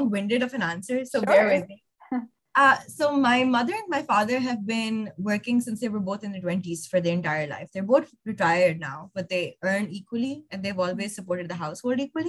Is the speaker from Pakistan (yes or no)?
yes; Lahore, Punjab, Pakistan; moved away as an adult; I grew up in Lahore, which is a big city in Pakistan.